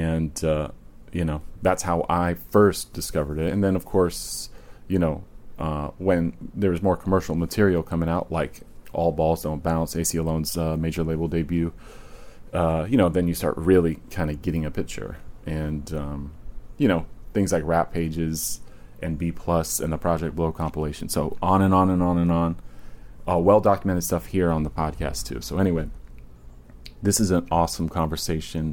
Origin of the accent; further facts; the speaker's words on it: Virginia, United States; moved away; I grew up in Virginia